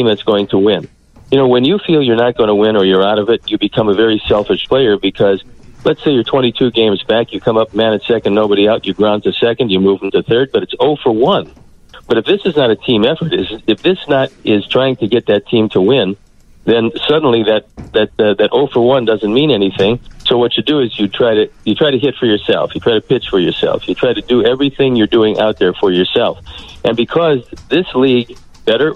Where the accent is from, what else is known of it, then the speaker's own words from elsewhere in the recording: Cleveland, Ohio, United States; moved away; born and raised in Cleveland